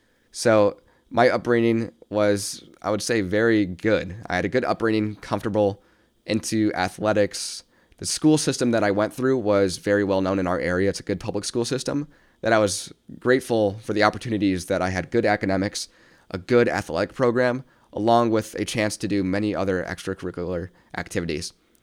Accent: Midwest, United States; Again, I came from the Midwest, a place where opportunity, especially creative arts, is not really granted unless you make that path for yourself.

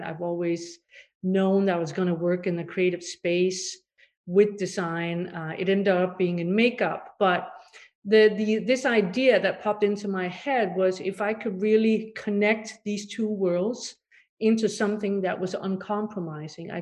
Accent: Denmark; moved away; also born or lived in Paris; And I'm originally from Denmark. I grew up over there in a very different sort of set of environment on a farm

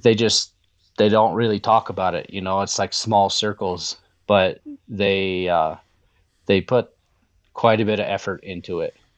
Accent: the West, United States; moved away; I'm from the West

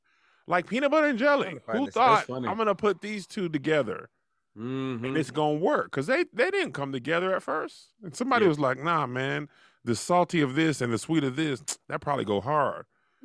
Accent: El Paso, Texas, United States; I'm from El Paso

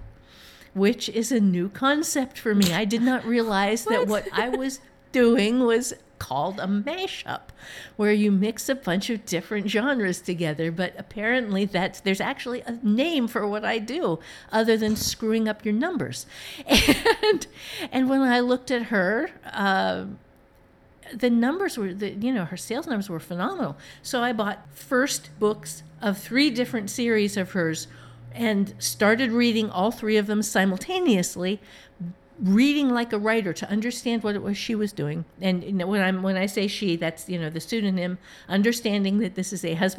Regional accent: Ohio, United States; moved away; the part of Ohio that I am from

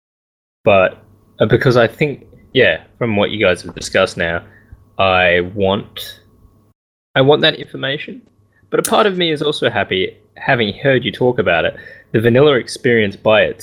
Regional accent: Australia

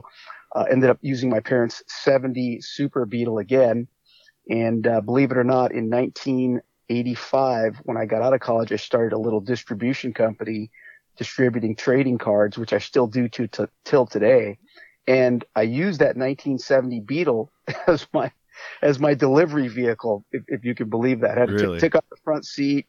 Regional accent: Hawaii, United States; I grew up in Hawaii

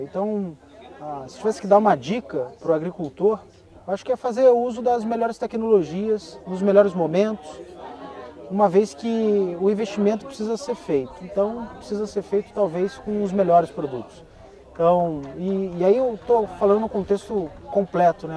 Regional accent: Brazil; a gente é brasileiro

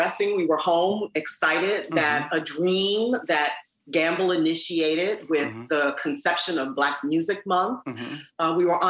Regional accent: Manhattan, New York, United States; I remember when I was growing up in Manhattan, in Harlem and Washington Heights, we had to take band.

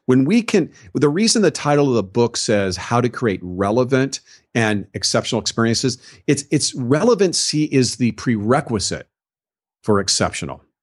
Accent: Southern California, United States; I was raised in Southern California

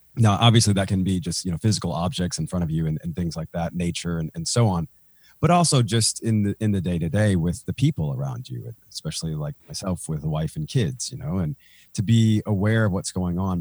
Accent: Nashville, Tennessee, United States; I'm from Nashville, Tennessee

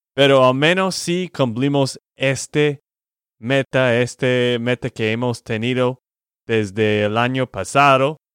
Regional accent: Texas, United States; de Texas, Estados Unidos

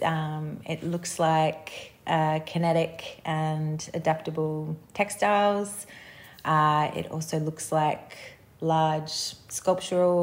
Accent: Sydney, New South Wales, Australia; I grew up in Sydney on Gadigal country

